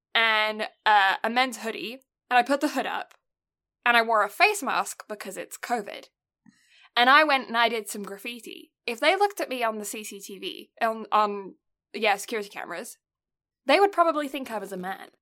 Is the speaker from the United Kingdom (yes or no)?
yes; United Kingdom; now in Canada; I'm British